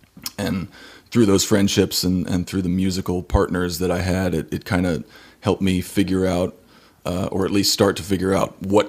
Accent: Santa Fe, New Mexico, United States; now in Kansas City, United States; before that, I grew up in Santa Fe, New Mexico, and mm-hmm. did 2 years at University of New Mexico as a percussion major, transferred to Ball State in Indiana

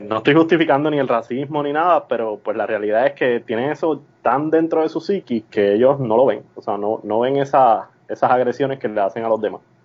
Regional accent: Puerto Rico; now in Missouri, United States; yo era de Puerto Rico

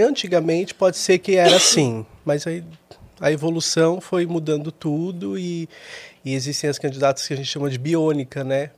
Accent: São Paulo, Brazil; de São Paulo, nascido e criado aqui

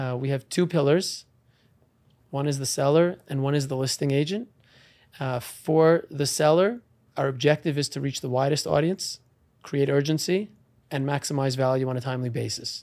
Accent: Great Neck, New York, United States; I was born and raised in Long Island in Great Neck, uh, New York

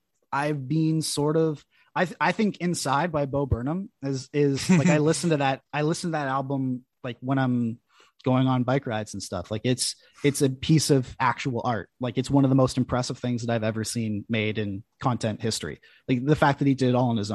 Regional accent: Canada; as a Canadian

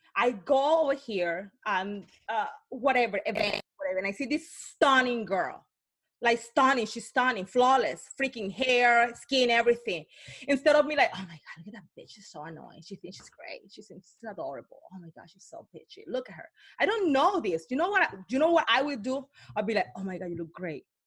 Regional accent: Cartagena, Bolívar, Colombia; English is a second language; moved away; I was born in Cartagena, Colombia, but when I grew up, I grew up in, the, in a really impacted area

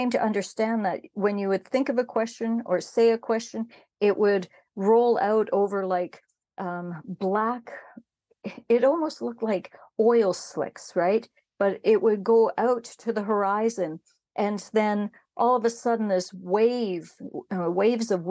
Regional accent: Canada; I'm Métis from Canada

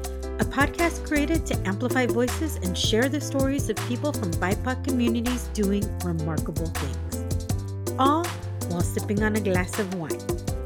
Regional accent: Escondido, California, United States; But I mean, I grew up in Escondido. So I am like, you know, very binational kid growing up and going to Tijuana all the time with my family.

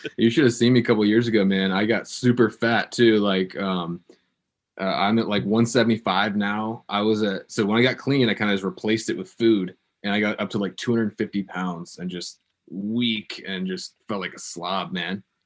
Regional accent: Virginia Beach, Virginia, United States; in my hometown, there's a organization called the Christian Broadcasting Network

